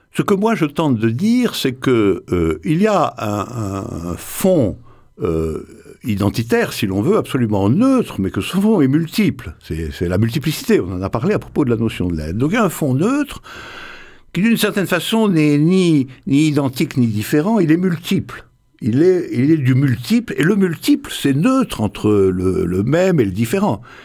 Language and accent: French; Morocco; je suis né au Maroc, je suis né au Maroc